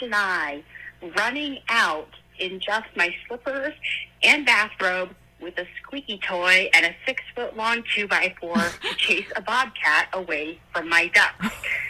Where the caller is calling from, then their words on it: New Hampshire, United States; I'm calling from New Hampshire